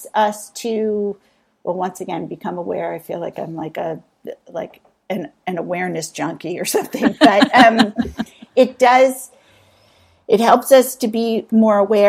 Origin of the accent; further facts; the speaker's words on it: East Coast, United States; I grew up on the East Coast in a high-pressured, affluent town with really academically oriented and education-centric parents